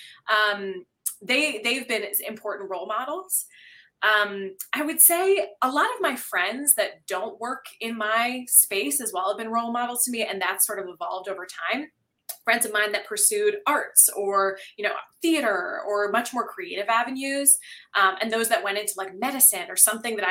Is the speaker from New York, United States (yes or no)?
no; Ridgewood, New Jersey, United States; now in Canada; when I was like 6 or 7, my family and I had moved to a new town in Ridgewood, New Jersey